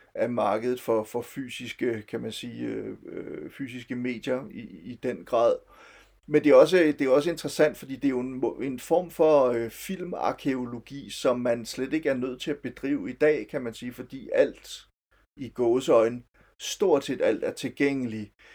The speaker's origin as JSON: {"language": "Danish", "town": "Silkeborg", "region": "Central Denmark Region", "country": "Denmark", "tie": "born or raised there", "said": "jeg kommer fra Silkeborg oprindeligt, og boede i Silkeborg i min gymnasietid fra slutningen af 80'erne til, til, til starten af 90'erne"}